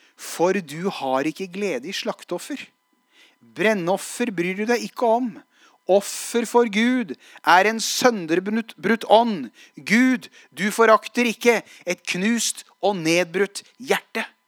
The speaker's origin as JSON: {"language": "Norwegian", "area": "Hadeland", "region": "Innlandet", "country": "Norway", "tie": "born or raised there", "said": "jeg var i bibelgruppe som 16-åring. Eh, tverrkirkelig bibelgruppe hjemme på Hadeland"}